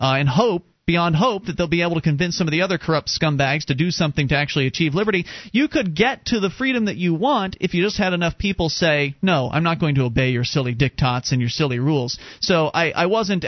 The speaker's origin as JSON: {"language": "English", "town": "Sarasota", "region": "Florida", "country": "United States", "tie": "born or raised there", "moved": "as an adult", "lives_now": "New Hampshire, United States", "said": "I used to live down in Sarasota. I was born and raised down there, lived there for 26 years of my life, and then back in 2006 decided to move to New Hampshire"}